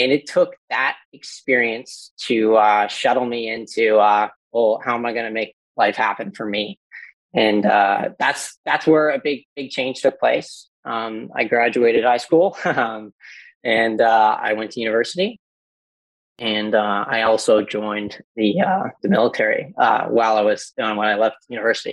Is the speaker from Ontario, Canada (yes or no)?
no; Newfoundland and Labrador, Canada; I'm from Newfoundland, so we don't get out much, and we haven't gotten off the island